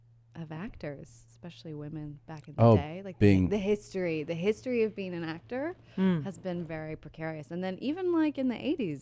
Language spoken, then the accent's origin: English; Asheboro, North Carolina, United States; moved away; also born or lived in New York; I'm from North Carolina.